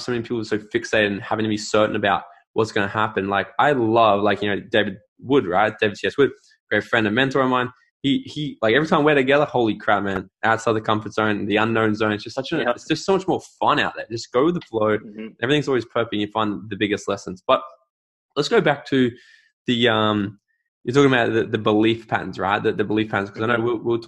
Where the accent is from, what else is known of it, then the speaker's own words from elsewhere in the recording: Australia; as an Aussie